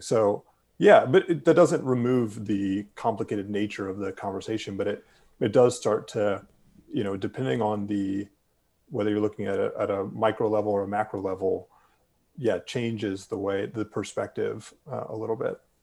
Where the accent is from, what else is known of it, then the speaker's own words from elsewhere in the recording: Durham, North Carolina, United States; my hometown and your longtime home of Durham